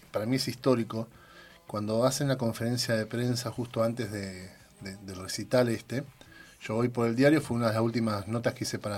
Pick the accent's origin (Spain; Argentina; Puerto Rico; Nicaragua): Argentina; Bahía Blanca, Buenos Aires Province; now in Neuquén, Argentina; ¿Y cómo fue tocar en Bahía Blanca? Siendo lo particular, yo que vengo de allá, ahora ya soy más neuquino que otra